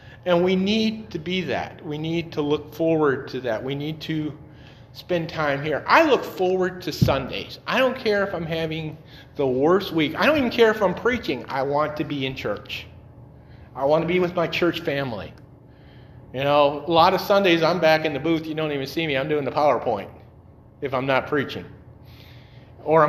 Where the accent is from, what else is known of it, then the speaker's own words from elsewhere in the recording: Detroit, Michigan, United States; also born or lived in North Carolina; I'm from Detroit